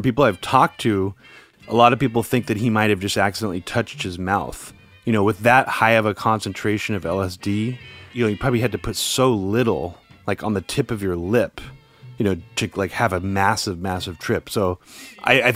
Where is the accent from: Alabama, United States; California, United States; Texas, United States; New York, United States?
California, United States; Pleasanton; also born or lived in Oakland; we grew up near